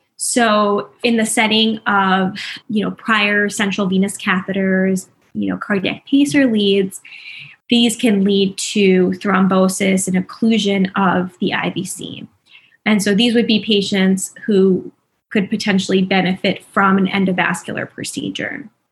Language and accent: English; New Jersey, United States; moved away as an adult; now in Philadelphia, United States; I'm originally from New Jersey, but um, have been living in Philadelphia for the past five years